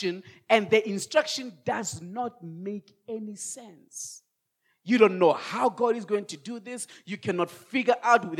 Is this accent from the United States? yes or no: no; Rustenburg, North West, South Africa; moved away as an adult; also born or lived in Kempton Park, South Africa; now in Roodepoort, South Africa; send me to Rustenburg. That's my hometown.